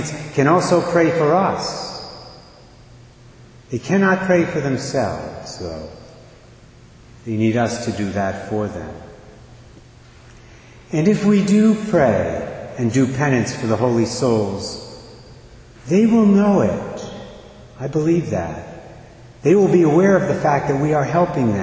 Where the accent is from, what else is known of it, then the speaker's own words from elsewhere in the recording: Barrington, Rhode Island, United States; also born or lived in Westerly, Rhode Island; the parish I grew up in Barrington